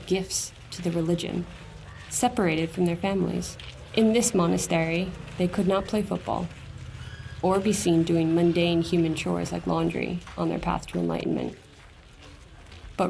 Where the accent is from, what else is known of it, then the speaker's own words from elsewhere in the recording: United States; as an American